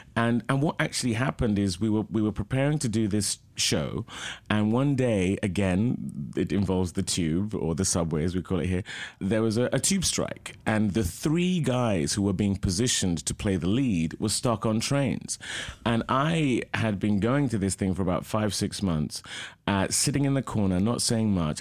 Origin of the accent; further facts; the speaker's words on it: London, United Kingdom; also born or lived in Oxford, England; now in Los Angeles, United States; I was born in Oxford, England, and I lived there till the age of two, so I don't really remember it, but most of my life was spent, my early life anyway, in London.